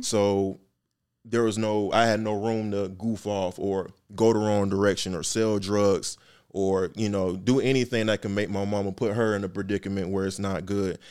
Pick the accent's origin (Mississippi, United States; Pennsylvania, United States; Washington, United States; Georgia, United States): Georgia, United States; Atlanta; born or raised there; also born or lived in Miami, Florida